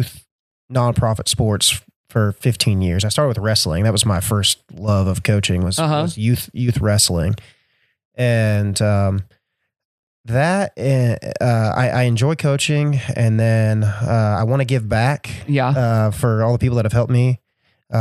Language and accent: English; Gypsum, Kansas, United States; Grew up on a farm in Gypsum, Kansas, right outside of Gypsum